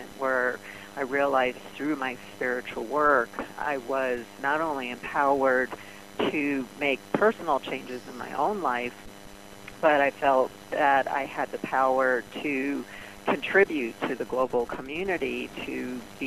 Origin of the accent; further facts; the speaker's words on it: New York City, New York, United States; I grew up in Brooklyn